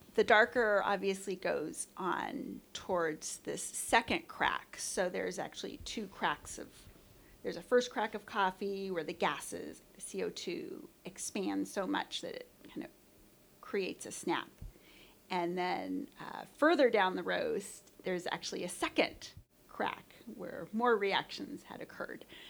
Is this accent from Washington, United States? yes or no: no; Bay Area, California, United States; I grew up in the Bay Area